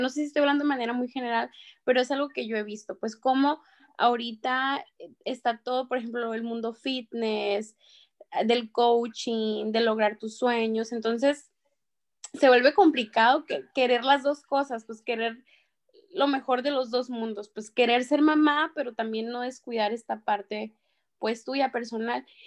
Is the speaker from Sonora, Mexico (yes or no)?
yes; Empalme, Sonora, Mexico; soy de Empalme, Sonora, tengo 29